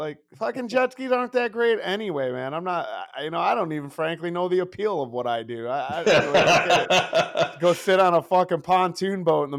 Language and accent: English; Detroit, Michigan, United States; I'm from Detroit.